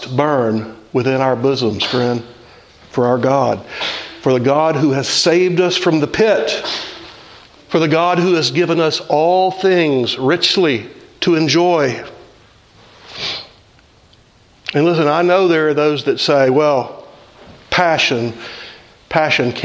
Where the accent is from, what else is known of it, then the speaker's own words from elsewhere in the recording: the South, United States; I grew up in the South